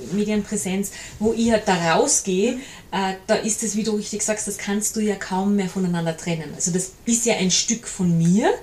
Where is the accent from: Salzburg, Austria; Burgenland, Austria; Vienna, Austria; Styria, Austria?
Salzburg, Austria; also born or lived in Mondseeland, Salzkammergut; Ich bin eine Salzburgerin, die im schönen Mondseeland im, im Salzkammergut lebt